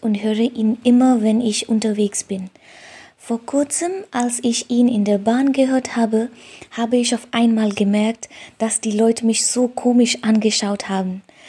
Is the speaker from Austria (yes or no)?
no; Nepal; now in Hamburg, Germany; ich komme aus Nepal und wohne in Hamburg